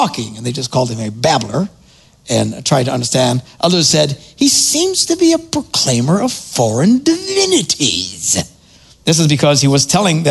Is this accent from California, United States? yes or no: no; Wisconsin, United States; I'm from Wisconsin